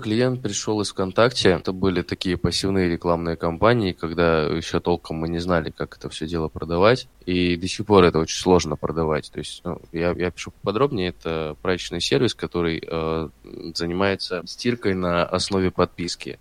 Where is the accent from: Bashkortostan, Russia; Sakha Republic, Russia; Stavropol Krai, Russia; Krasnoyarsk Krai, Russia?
Stavropol Krai, Russia; Stavropol; moved away as an adult; also born or lived in Krasnodar; now in Saint Petersburg, Russia; я родился в Ставрополе, 21 год, наверное, мне что-то все очень сильно надоело, я решил поехать в Краснодар